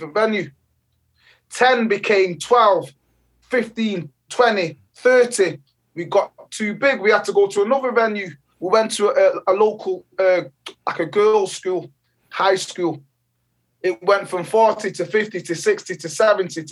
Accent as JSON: {"language": "English", "country": "Jamaica", "tie": "born or raised there", "moved": "yes", "lives_now": "England", "said": "I was born in Jamaica. In the beautiful island of Jamaica."}